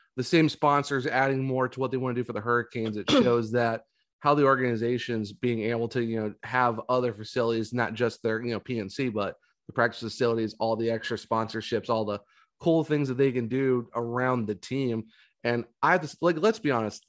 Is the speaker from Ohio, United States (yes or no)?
yes; Northeast Ohio, United States; I'm originally from Northeast Ohio